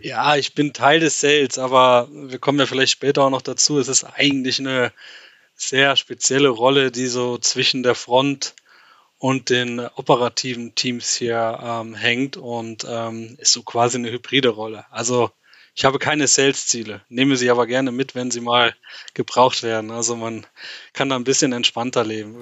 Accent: Westerwald, Rhineland-Palatinate, Germany; moved away as an adult; now in Switzerland; bin ursprünglich, wie schon richtig gesagt, aus dem, aus dem Westerwald

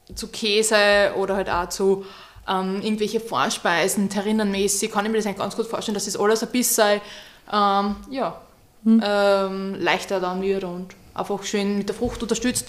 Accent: near St. Pölten, Lower Austria, Austria; bin 28 und komme aus der Nähe von St. Pölten

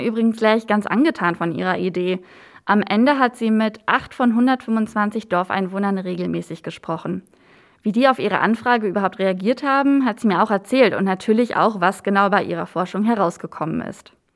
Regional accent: Brandenburg, Germany; als Brandenburgerin habe ich und Germanistin

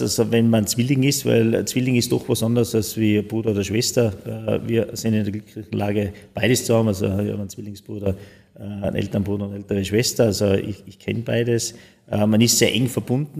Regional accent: Tyrol, Austria; ich als Österreicher, als, als Tiroler, als Europäer

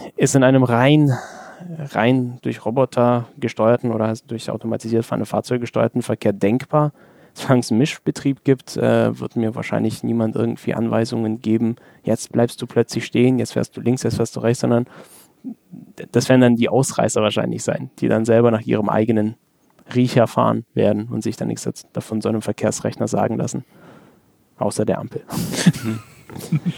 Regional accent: Germany; bei uns in Deutschland

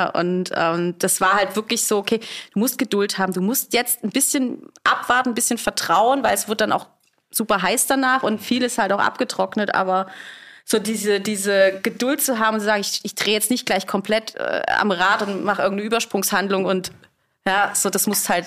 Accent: Rhineland-Palatinate, Germany; Hallo, wir kommen aus Rheinhessen.

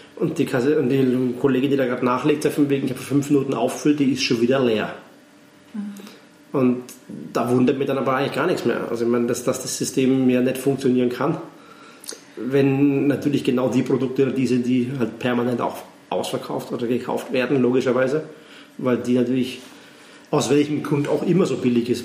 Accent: Neumarkt in der Oberpfalz, Bavaria, Germany; now in Graz, Austria; aus meiner Heimat, aus Neumarkt, also Nähe Nürnberg

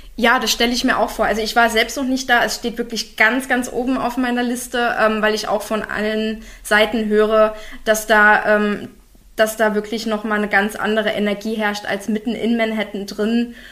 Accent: Berlin, Germany; Bin ich zwar als Berliner auch gewöhnt

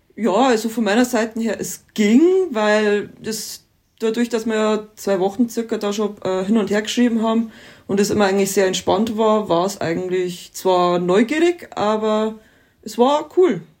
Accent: Mamming, Bavaria, Germany; wir kommen aus dem Landkreis Dingolf in Landau in der Gemeinde Mamming. Das ist eine kleine Ortschaft in Niederbayern

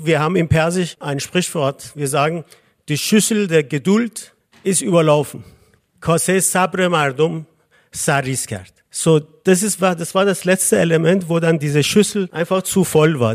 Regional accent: Iran; moved away as an adult; now in Vienna, Austria; ich komme aus dem Iran

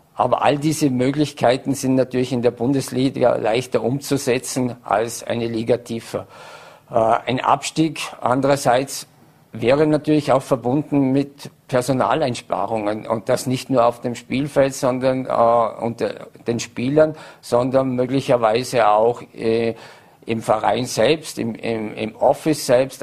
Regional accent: Vorarlberg, Austria; als Vorarlberger

